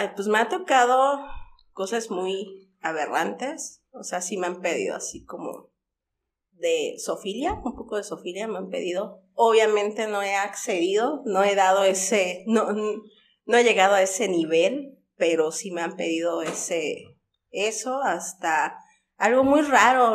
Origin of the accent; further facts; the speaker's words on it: Xalapa, Veracruz, Mexico; also born or lived in Puebla; Era pequeña cuando llegué por parte de mi familia